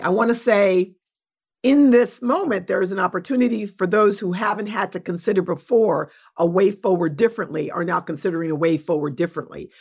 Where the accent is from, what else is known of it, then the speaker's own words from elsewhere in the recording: New York City, New York, United States; I was born in New York City, adopted through Spence Chapin